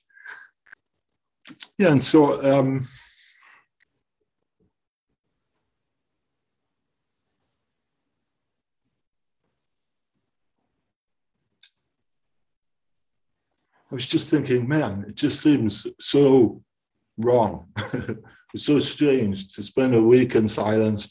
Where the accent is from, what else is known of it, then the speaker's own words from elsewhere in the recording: East Coast, United States; also born or lived in Washington, D.C.; I'm from the East Coast, and I'm out here staying for a little while